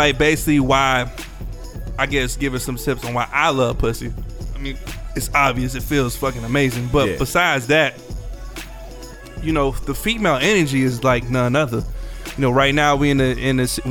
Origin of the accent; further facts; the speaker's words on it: Atlanta, Georgia, United States; We are from Atlanta